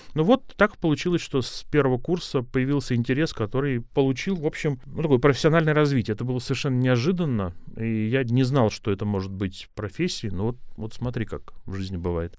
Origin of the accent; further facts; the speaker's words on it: Gus-Khrustalny, Vladimir Oblast, Russia; я ехал из Гуся Хрустального, в котором я родился